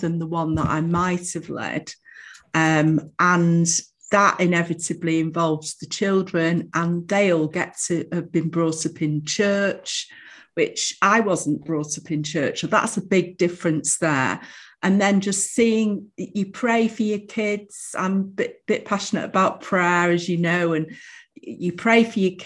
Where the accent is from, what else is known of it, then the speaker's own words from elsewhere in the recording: Manchester, North West England, United Kingdom; also born or lived in Bromley, London; I was born in Manchester in a place called Middleton. And then we moved, when I was about five, we moved to London, to Bromley, because my dad got a job in the city. And then when I was about 11, moved back to Manchester, but onto the south side of Manchester